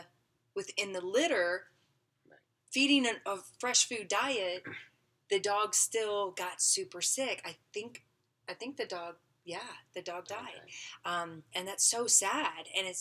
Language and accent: English; Arkansas, United States; I'm I'm from Arkansas.